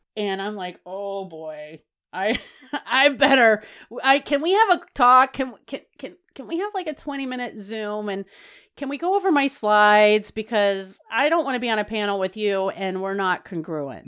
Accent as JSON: {"language": "English", "region": "the South", "country": "United States", "said": "I was from the South"}